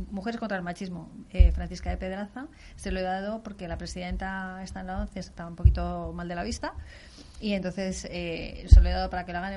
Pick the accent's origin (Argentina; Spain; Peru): Spain; Daganzo, Community of Madrid; O sea, lo tengo en alguna de mi pueblo, en alguna de Camarma, pero no.